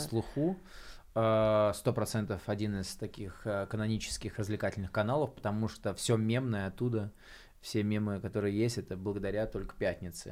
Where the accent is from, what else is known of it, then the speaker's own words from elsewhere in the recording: Klintsy, Bryansk Oblast, Russia; moved away as an adult; now in Moscow, Russia; я из Брянской области города Клинцы приехал